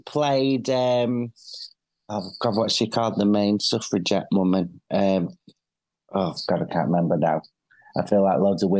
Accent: Manchester, North West England, United Kingdom; as a Mancunian

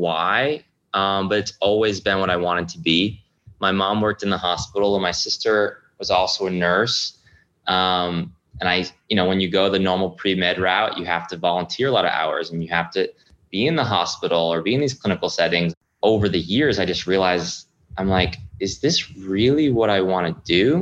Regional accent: Rhode Island, United States; moved away as an adult; my hometown in Rhode Island

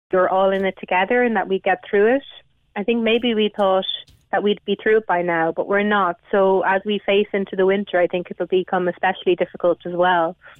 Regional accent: Galway, Connacht, Ireland; I live in a rural area, that's not what I'm seeing. But I'm actually from Galway City

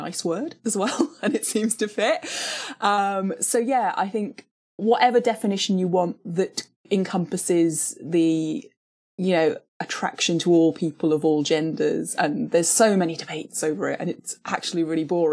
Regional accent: Cardiff, Wales, United Kingdom; born or raised there; also born or lived in Canada / London

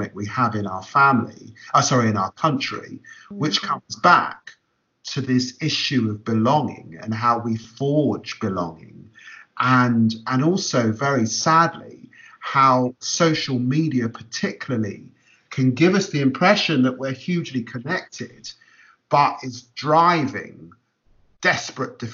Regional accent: London, United Kingdom; also born or lived in Peterborough; growing up in Tottenham in an inner city environment

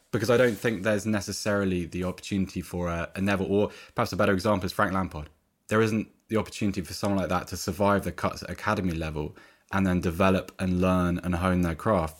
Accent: Oxford, South East England, United Kingdom; I grew up in Oxford

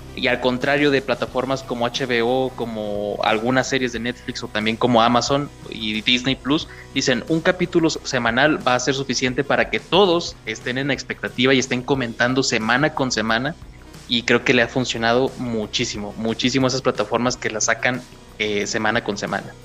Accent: Durango, Mexico; soy de Durango, México

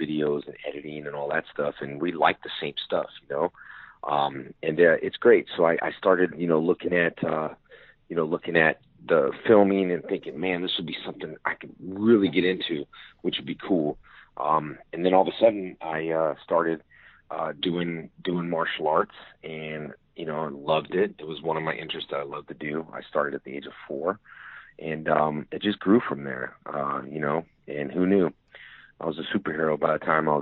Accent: West Covina, California, United States; born or raised there

